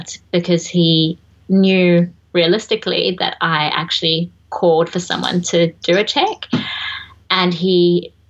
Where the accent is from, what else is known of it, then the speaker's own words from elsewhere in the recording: South Africa; moved away; being South African